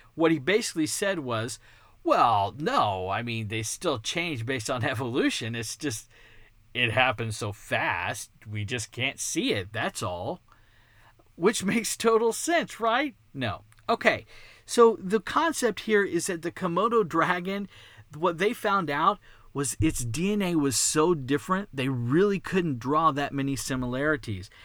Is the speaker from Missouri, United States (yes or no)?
no; Texas, United States; accent: Texan; it's Texan, 'cause I was born and raised in Texas. I've never lived outside of Texas.